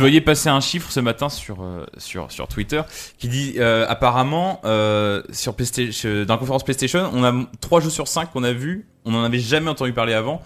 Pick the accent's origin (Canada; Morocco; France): France; chez nous en France